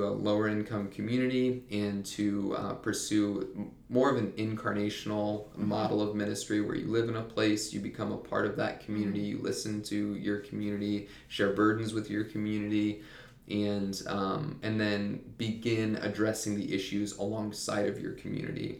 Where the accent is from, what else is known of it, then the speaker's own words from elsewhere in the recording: Mansfield, Ohio, United States; moved away as an adult; also born or lived in Cedarville, Ohio; now in Upstate South Carolina, United States; I'm from the Cleveland area in Ohio, a town called Mansfield. It's south of Cleveland. And I grew up there